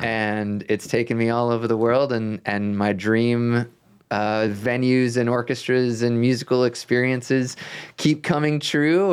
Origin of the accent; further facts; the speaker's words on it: Rockville, Maryland, United States; I grew up outside of Washington, D C